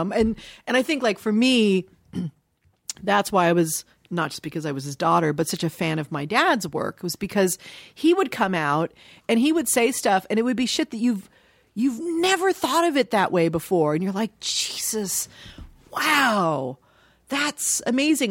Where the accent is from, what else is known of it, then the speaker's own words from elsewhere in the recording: Dayton, Ohio, United States; I was born in Dayton, Ohio